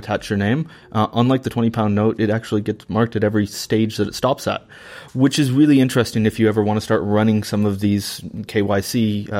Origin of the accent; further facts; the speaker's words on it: Washington, United States; my home state of Washington State